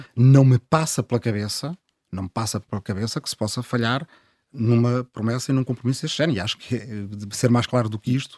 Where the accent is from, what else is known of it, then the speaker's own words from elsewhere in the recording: Azambuja, Lisbon, Portugal; Eu, eu sou da Zambuja, do Ribatejo, e cada vez mais há, há, gente que mora na minha aldeia de origem